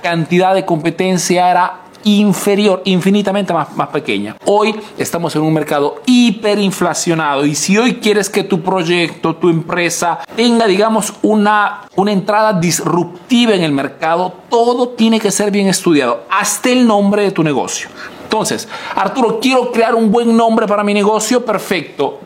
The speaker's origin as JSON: {"language": "Spanish", "country": "Peru", "moved": "yes", "lives_now": "Italy", "said": "soy un emprendedor peruano que vive hace negocios en Italia, en Europa principalmente"}